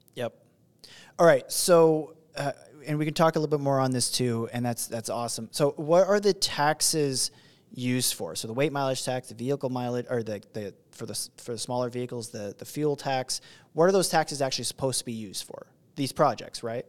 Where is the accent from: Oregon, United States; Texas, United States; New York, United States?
Oregon, United States; That's my home state